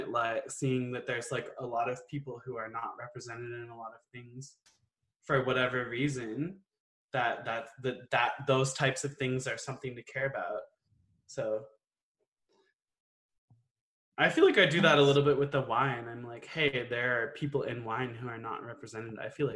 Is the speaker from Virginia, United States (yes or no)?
yes; Virginia, United States; Like I grew up in Northern Virginia, so I feel like growing up in the DC area, there's a lot of people who move to the area